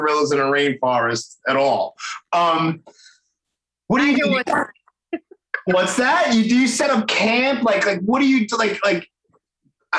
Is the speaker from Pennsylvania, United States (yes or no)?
no; New York City, New York, United States; accent: Brooklyn; my stupid Brooklyn accent